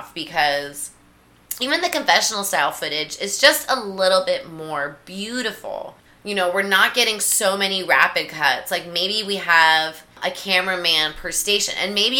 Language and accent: English; United States